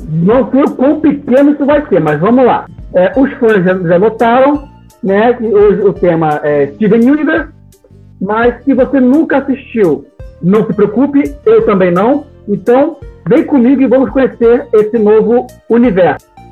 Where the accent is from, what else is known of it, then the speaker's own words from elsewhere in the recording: Rio de Janeiro, Brazil; Eu sou aqui do Rio